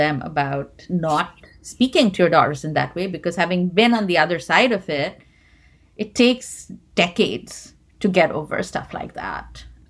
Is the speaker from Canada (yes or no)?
no; India; moved away; growing up in India